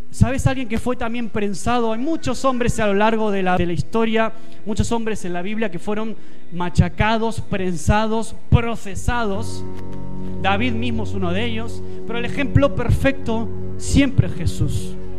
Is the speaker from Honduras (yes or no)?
no; Argentina; now in Spain; te lo dice un argentino, alguien que nació fuera